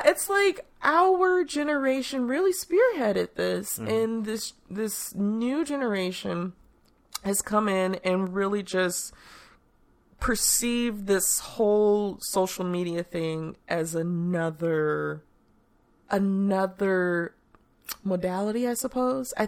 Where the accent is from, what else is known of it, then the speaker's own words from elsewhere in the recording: Chicago, Illinois, United States; I remember growing up in Chicago